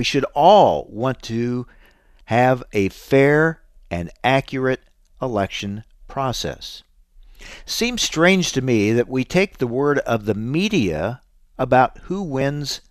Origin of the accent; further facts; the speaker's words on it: Illinois, United States; I'm from Illinois, a state with a history of such things